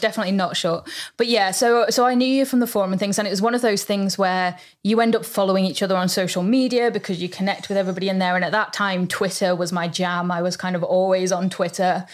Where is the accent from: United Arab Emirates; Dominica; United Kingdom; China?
United Kingdom; we're very British